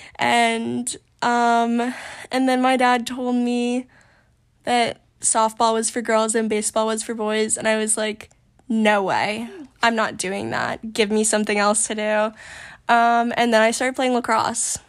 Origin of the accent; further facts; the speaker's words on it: Maine, United States; also born or lived in Portland, Maine / York, Maine / Yarmouth, Maine; I've lived in Maine my whole life